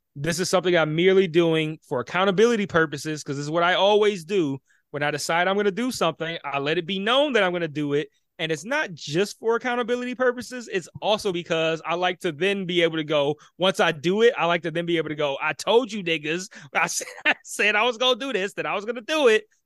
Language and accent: English; Detroit, Michigan, United States; I grew up in Detroit